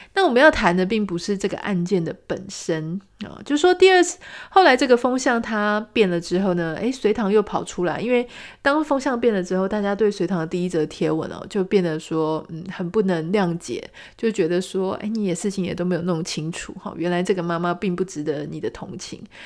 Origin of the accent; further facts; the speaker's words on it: Pingtung County, Taiwan; now in Taipei, Taiwan; 我自己也在屏东出生长大